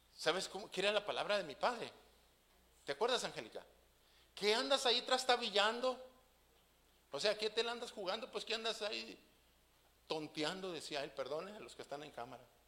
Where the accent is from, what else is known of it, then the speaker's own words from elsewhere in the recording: Mexico; nosotros como buenos mexicanos